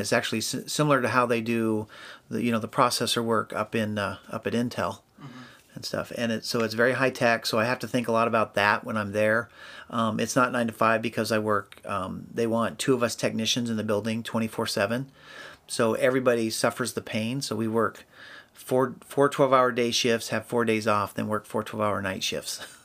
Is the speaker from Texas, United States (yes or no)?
no; Albany, Oregon, United States; moved away as an adult; also born or lived in Washington; now in Salem, United States; I was actually born and raised in Albany